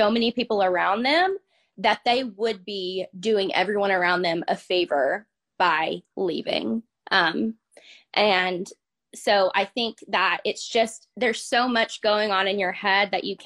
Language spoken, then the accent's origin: English; Conway, Arkansas, United States; now in Benton, United States; I'm from the Central Arkansas area. I was raised in Conway and then I moved to Benton here recently.